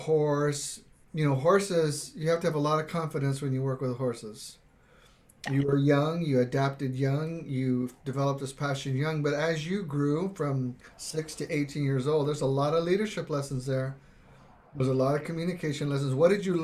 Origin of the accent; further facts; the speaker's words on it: Texas, United States; I'm a huge John Wayne guy growing up in Texas.